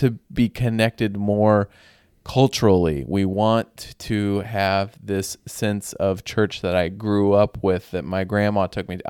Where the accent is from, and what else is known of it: United States